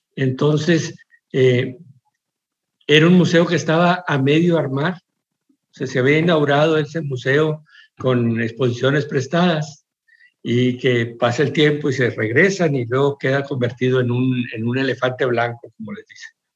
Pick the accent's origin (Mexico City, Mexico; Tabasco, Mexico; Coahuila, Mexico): Coahuila, Mexico; Monclova; moved away as an adult; also born or lived in New York; en mi casita, en mi Monclova